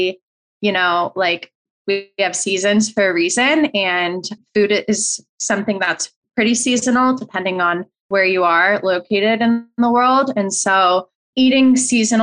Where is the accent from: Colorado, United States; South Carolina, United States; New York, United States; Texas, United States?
Colorado, United States; now in California, United States; I grew up in Colorado